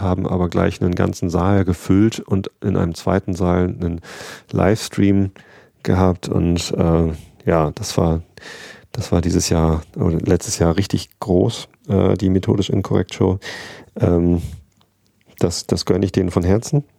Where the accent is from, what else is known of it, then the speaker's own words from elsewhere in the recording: Wistedt, Lower Saxony, Germany; durch Wistet durch, da wo ich aufgewachsen bin